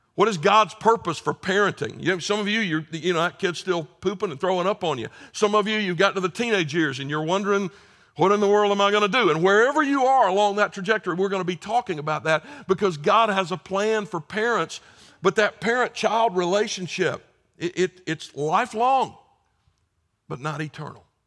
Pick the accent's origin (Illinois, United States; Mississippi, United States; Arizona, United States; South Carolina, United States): South Carolina, United States; I'm from South Carolina